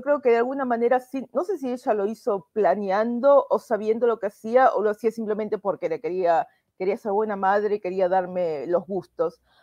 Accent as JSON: {"language": "Spanish", "region": "Buenos Aires", "country": "Argentina", "tie": "born or raised there", "moved": "as an adult", "lives_now": "United States", "said": "soy de Buenos Aires, nací en La Paternal, es un barrio de clase media"}